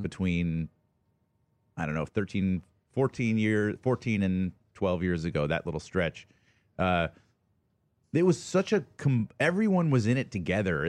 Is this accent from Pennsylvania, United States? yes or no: no; Atlanta, Georgia, United States; moved away as an adult; also born or lived in Ohio; I grew up in Atlanta, Georgia